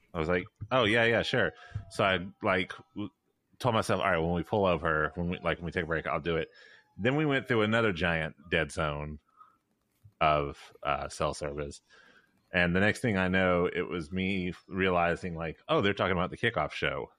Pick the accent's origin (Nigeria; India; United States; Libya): United States; Memphis, Tennessee; I'm from Memphis